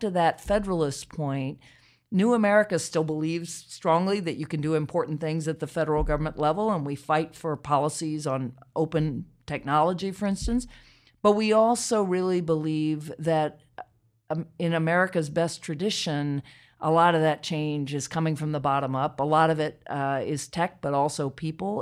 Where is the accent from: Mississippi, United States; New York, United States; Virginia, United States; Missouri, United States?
Virginia, United States; Charlottesville; I grew up in Charlottesville, Virginia.